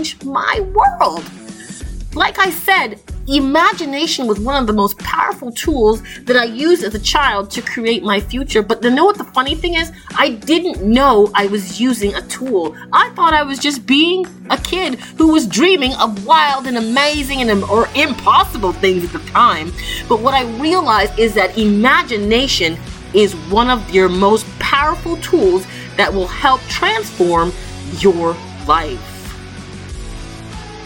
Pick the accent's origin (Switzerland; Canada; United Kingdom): Canada; Toronto, Ontario; I grew up in Toronto, Canada, and I left home when I was about 11 years old